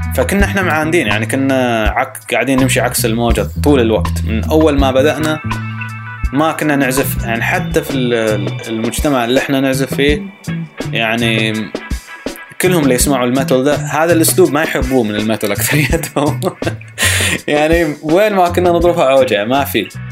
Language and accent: Arabic; Saudi Arabia; moved away; also born or lived in United States; ما كنت اشوفها في السعوديه